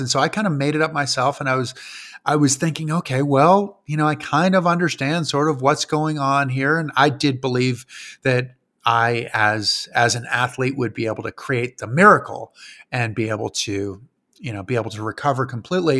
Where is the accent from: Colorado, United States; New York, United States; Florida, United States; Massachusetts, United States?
Massachusetts, United States; Granby; moved away; I grew up in a town called Granby, Massachusetts, which was probably about five thousand people in Western Mass